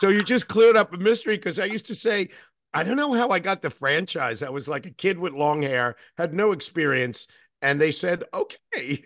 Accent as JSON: {"language": "English", "region": "New York", "country": "United States", "said": "as a New Yorker"}